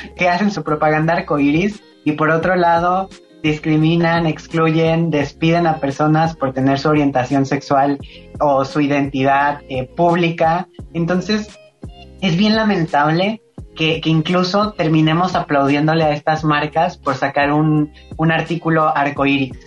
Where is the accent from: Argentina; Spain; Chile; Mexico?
Mexico; Veracruz; soy del estado de Veracruz, soy jarocha